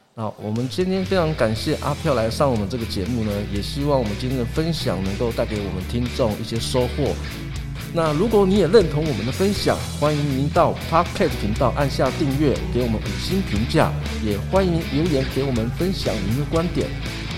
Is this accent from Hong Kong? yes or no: no; Yuli, Hualien County, Taiwan; 我是来自花莲玉里阿飞赫部落